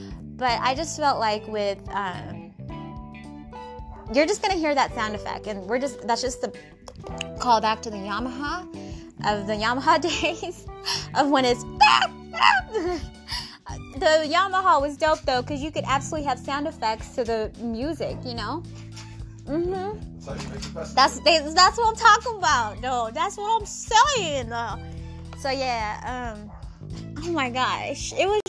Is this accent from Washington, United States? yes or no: yes; Seattle, Washington, United States; I was born and raised in America, in Seattle, Washington, Pacific Northwest, Space Needle, baby.